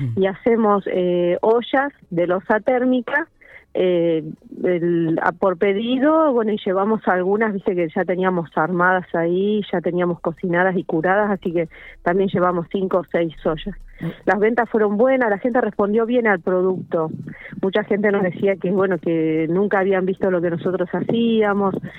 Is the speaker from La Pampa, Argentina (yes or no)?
yes; General Pico, La Pampa, Argentina; somos de acá de Pico, porque para nosotros esto es importante, saber que, la gente sepa que nosotros pertenecemos a la ciudad